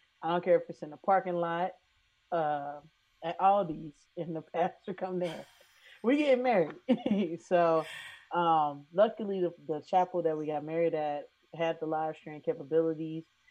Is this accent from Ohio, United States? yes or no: yes; Silverton, Ohio, United States; I'm from Silverton, Ohio